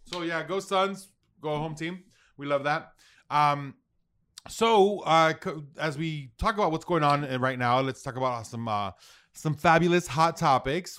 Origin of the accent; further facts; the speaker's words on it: United States; I'm proud of being American